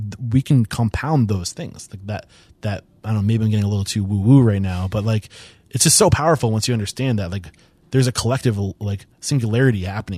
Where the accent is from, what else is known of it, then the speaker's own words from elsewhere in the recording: New Hampshire, United States; from East Bumfuck, New Hampshire